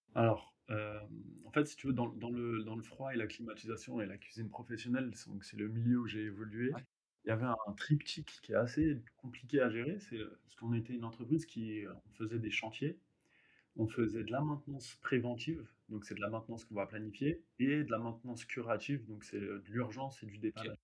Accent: Hauts-de-Seine, Île-de-France, France; je viens des Hauts-de-Seine

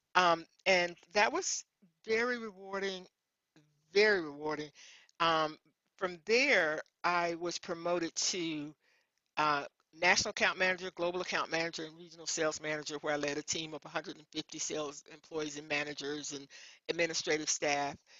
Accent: Memphis, Tennessee, United States; I grew up in Memphis, Tennessee, and I was the youngest of my mom's six children

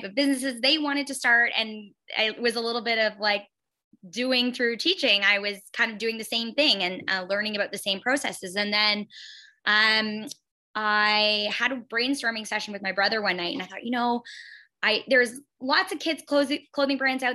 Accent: London, Ontario, Canada; also born or lived in Timmins, Ontario; I'm from London. So we relocated back to my hometown of London

